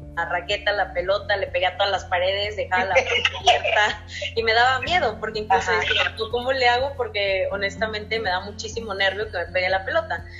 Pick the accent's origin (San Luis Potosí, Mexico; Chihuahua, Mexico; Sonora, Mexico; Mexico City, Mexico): San Luis Potosí, Mexico; now in Nuevo León, Mexico; yo soy originaria de San Luis Potosí, sabes que radico ya en Nuevo León